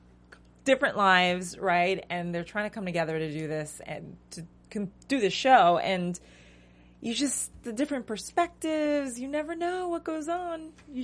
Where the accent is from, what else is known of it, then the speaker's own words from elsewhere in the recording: Massachusetts, United States; I'm from Massachusetts.